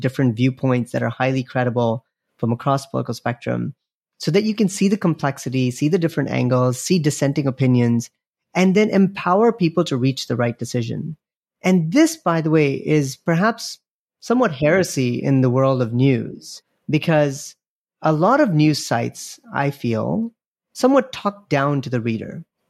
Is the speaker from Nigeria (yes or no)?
yes; Nigeria; I grew up in Nigeria, of all places, and my dad, we would get a couple of newspapers delivered to our house every day.